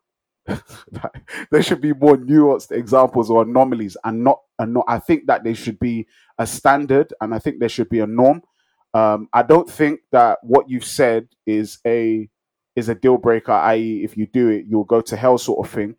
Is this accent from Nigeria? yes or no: yes; Nigeria; I'm a Nigerian